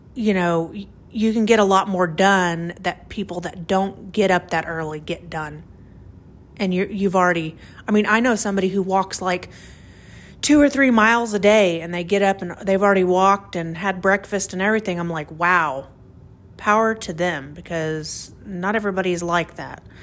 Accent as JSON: {"language": "English", "region": "Oklahoma", "country": "United States", "said": "I'm from Oklahoma, and the wind is crazy out here"}